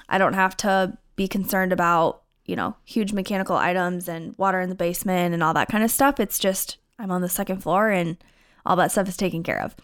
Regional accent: Iowa, United States; moved away as an adult; also born or lived in Minnesota; now in St. Louis Park, United States; I'm originally from Iowa, moved to Minnesota a couple years ago

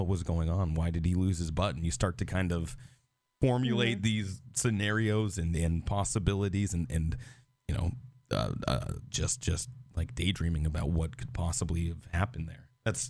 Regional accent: Seattle, Washington, United States; growing up in Seattle, we're so far separated from all that. Like up next to the Canadian border.

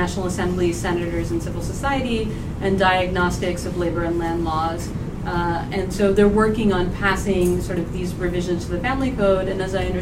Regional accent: Pakistan; I'm from Pakistan.

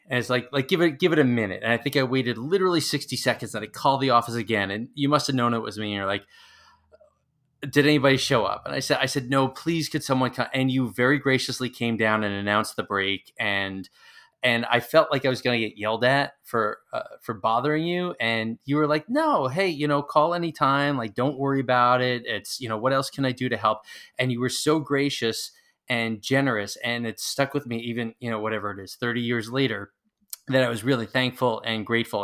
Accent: near Hofstra, New York, United States; I grew up near Hofstra

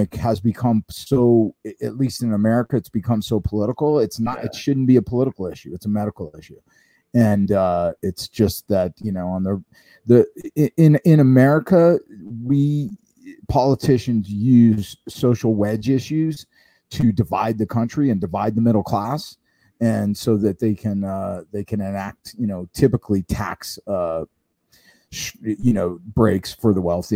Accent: Florida, United States; now in Orange County, California, United States; I'm from Florida

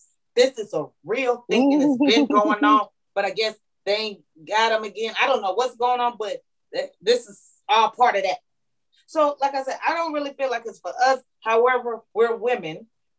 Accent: San Antonio, Texas, United States; now in Georgia, United States; And girl, I'm from San Antonio, Texas.

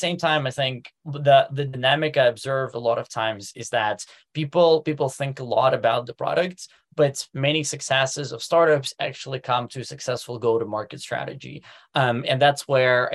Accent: Moscow, Russia; moved away as an adult; also born or lived in Silicon Valley, United States; now in Germany; I'm actually originally from Moscow, ran my first business at the age of 17

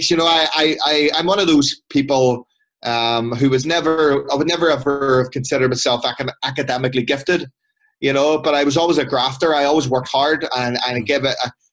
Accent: Belfast, Northern Ireland, United Kingdom; I grew up in West Belfast, you know, and the area that I grew up, it's called the Colin area

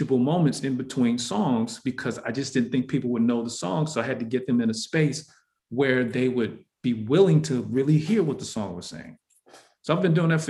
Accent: Detroit, Michigan, United States; I was born in Detroit, Michigan

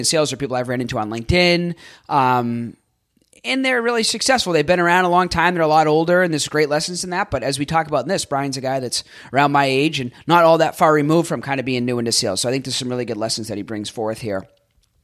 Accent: Boston, Massachusetts, United States; moved away as an adult; now in Tampa, United States; growing up in Boston in the Northeast

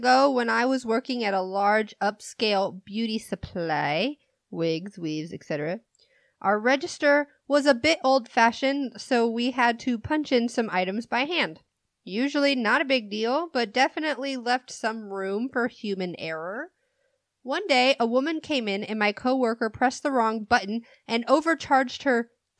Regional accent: Virginia, United States; born there; I tell the lady, I was born in Virginia, and she responds by telling me I came on a boat.

